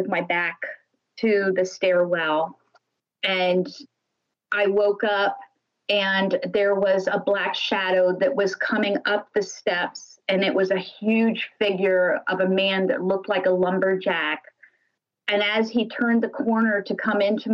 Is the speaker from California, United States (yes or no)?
no; Lakeville, Ohio, United States; me and my sisters, we grew up in Lakeville, Ohio, which is just a little town in Holmes County